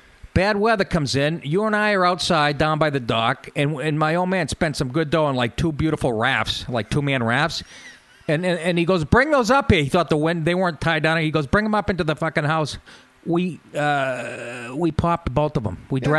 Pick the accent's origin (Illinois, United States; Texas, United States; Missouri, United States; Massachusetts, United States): Massachusetts, United States; born or raised there; moved away; also born or lived in Astoria, New York